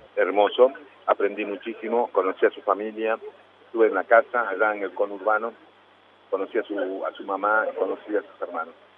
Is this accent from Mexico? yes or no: no; Cusco, Peru; also born or lived in La Plata, Argentina; now in Argentina; yo nací en La Plata y me crié en Cusco, en Perú. A los tres años estaba viviendo en Cusco.